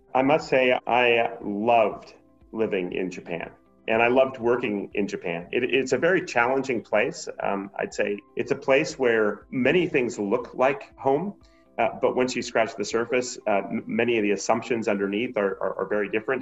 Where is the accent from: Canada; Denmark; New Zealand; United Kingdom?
Canada; Montreal, Quebec; now in Portland, United States; I grew up in Montreal